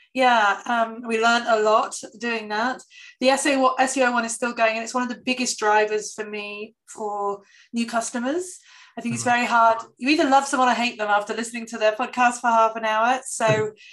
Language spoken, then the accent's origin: English; the north of England, United Kingdom; I'm very British and I'm very Northern English